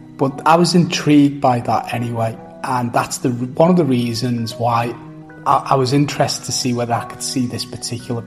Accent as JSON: {"language": "English", "town": "Liverpool", "region": "North West England", "country": "United Kingdom", "moved": "as an adult", "lives_now": "Perth, Australia", "said": "I'm originally from the United Kingdom, from a place called Liverpool. I migrated and I now live in Perth, Western Australia."}